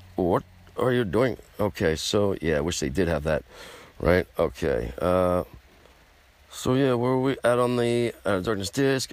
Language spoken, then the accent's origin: English; United States; I'm American